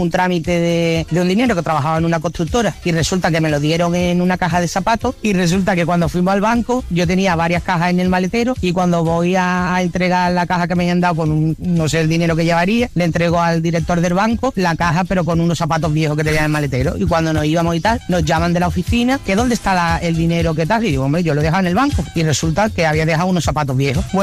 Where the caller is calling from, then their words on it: Málaga, Andalusia, Spain; de Málaga.